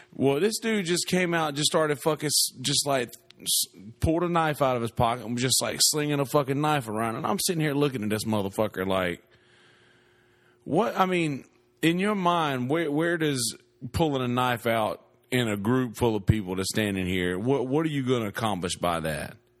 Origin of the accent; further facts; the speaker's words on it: the South, United States; moved away; I'm from the South